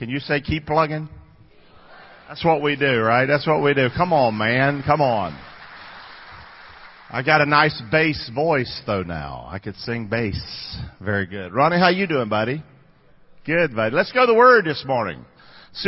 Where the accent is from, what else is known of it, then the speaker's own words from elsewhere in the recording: Rockingham, North Carolina, United States; moved away as an adult; now in Englewood, United States; I grew up in Rockingham, North Carolina. Came here when I was about 20 years old.